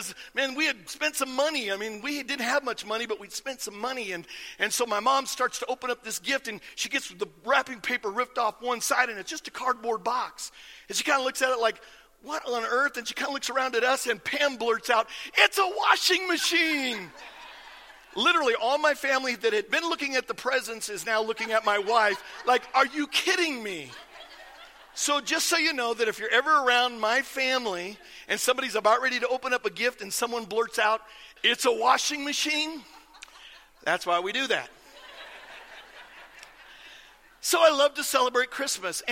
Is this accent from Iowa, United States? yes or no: yes; Iowa, United States; I grew up in Iowa, and I grew up kind of out in the country